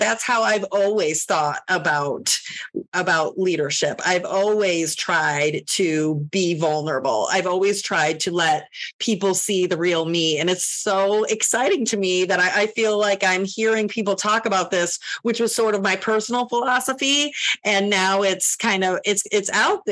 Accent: Northwest Indiana, United States; now in Chicago, United States; I'm was born and raised in Northwest Indiana

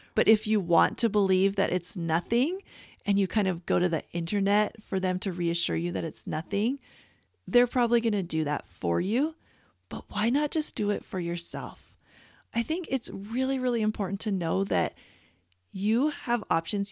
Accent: Canada; moved away; I was born and raised in Canada

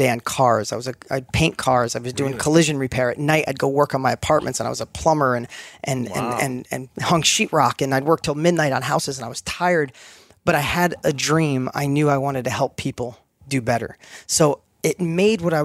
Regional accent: New York, United States; accent: New York; my New York accent was like super heavy. That's where I grew up.

